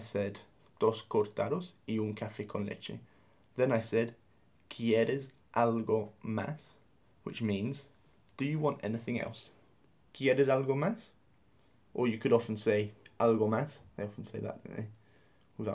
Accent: England, United Kingdom; as English people

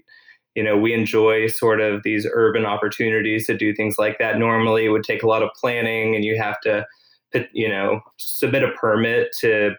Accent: Tyler, Texas, United States; also born or lived in California; now in Austin, United States; I grew up in Tyler, Texas

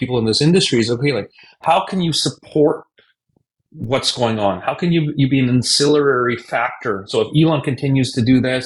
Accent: Canada; moved away; I'm originally from Canada. I'm born and raised in Canada

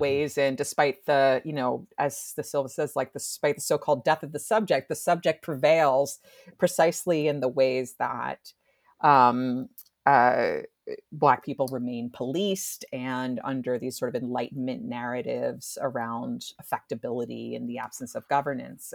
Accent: New Jersey, United States; I'm from New Jersey

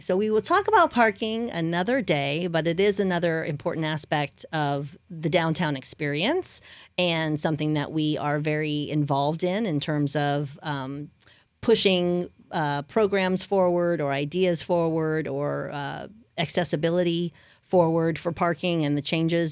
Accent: New Orleans, Louisiana, United States; now in Lakeland, United States; I'm from New Orleans

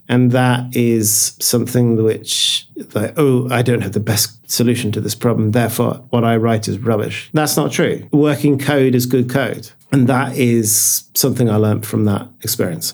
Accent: United Kingdom; now in Norway; I'm British, but we're based in Norway, our company

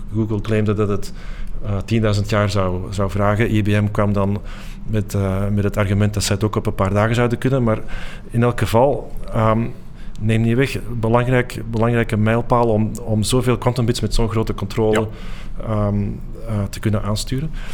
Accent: Antwerp, Flanders, Belgium; moved away as an adult; also born or lived in Delft; een uur rijden van Antwerpen, waar ik ben opgegroeid

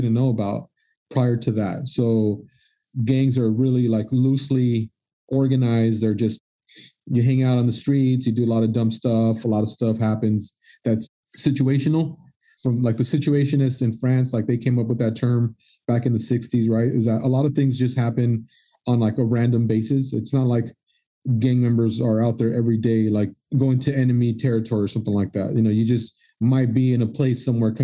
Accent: Lennox, California, United States; now in Palos Verdes, United States; I grew up in Lenox

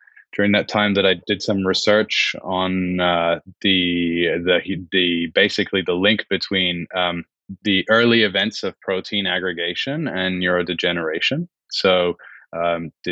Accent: Switzerland; also born or lived in United Kingdom; now in Geneva, Switzerland; I grew up in Switzerland.

